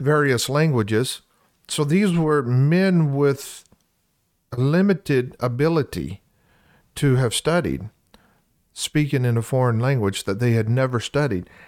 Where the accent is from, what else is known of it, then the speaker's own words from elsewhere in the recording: Louisiana, United States; now in Iowa, United States; I'm from Louisiana